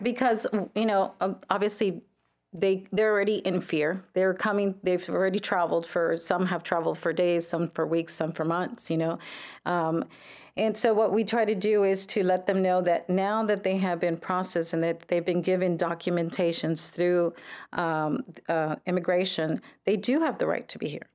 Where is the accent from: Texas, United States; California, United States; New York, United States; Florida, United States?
Texas, United States; Brownsville; Brownsville native, uh, born and raised in Brownsville